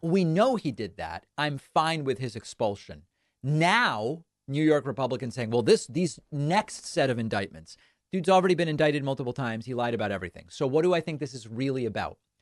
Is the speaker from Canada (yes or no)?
no; Argentina; now in United States; When I was born in Argentina, I was born to two parents who were not at the time American citizens